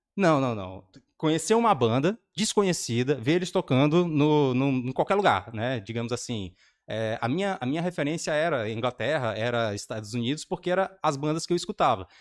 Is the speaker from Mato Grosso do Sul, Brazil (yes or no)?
no; Porto Velho, Rondônia, Brazil; eu sou de Porto Velho e Rondônia